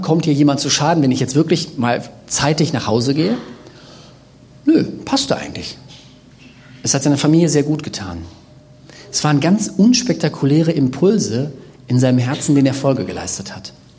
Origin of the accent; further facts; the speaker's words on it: Bergisches Land, North Rhine-Westphalia, Germany; ich komme ja aus dem Bergischen Land, wir sind ja quasi so die Pufferzone zwischen dem äh, Jecken-Rheinland und dem Ruhrgebiet.